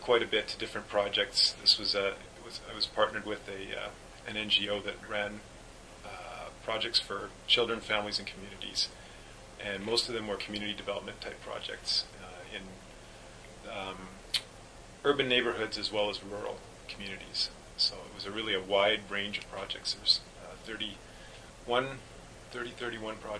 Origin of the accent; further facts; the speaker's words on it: Winnipeg, Manitoba, Canada; also born or lived in Bolivia; I'm also from Winnipeg.